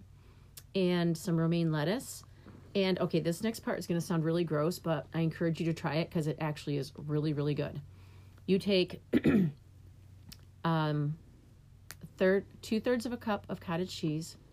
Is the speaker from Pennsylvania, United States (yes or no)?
no; New York, United States; now in Michigan, United States; when I was a kid, I grew up in New York, and we had the New York State Physical Fitness Test